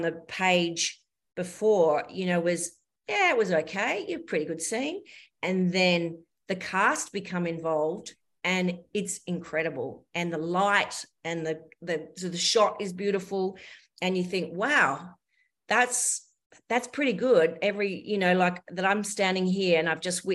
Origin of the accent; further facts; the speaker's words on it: Kalgoorlie, Western Australia, Australia; My first paid job was in my hometown of Kalgoorlie. I grew up in Kalgoorlie in Western Australia.